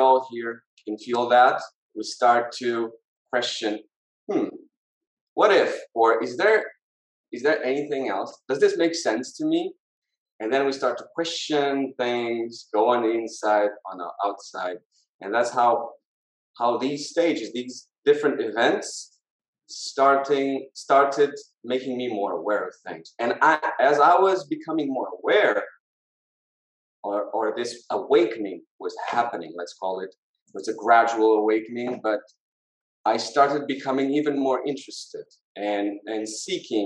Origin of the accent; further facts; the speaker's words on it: Lisbon, Portugal; I was born in Portugal. I was born in Lisbon. Yeah. Lived all my life here